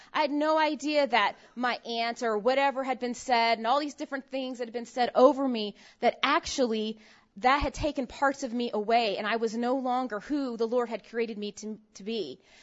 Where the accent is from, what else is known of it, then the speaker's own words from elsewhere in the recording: San Francisco Bay Area, Northern California, United States; I grew up in Northern California